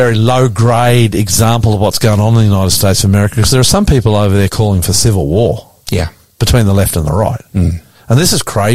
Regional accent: Queensland, Australia; my home state of Queensland, just outside of Brisbane, a couple of hours

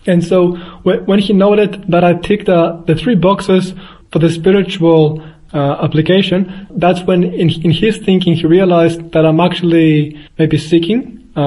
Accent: Australia; born there; also born or lived in Athens, Greece; I was born in Australia, but I did spend uh, 10 years of my life also in Greece, in Athens.

